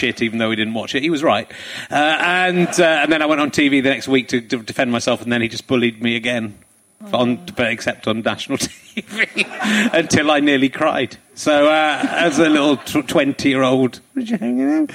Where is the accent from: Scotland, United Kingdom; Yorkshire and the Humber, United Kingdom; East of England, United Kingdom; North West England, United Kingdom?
Yorkshire and the Humber, United Kingdom; Pocklington; I'm from Pocklington